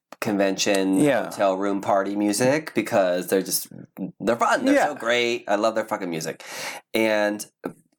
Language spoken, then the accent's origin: English; Midwest, United States; growing up in the Midwest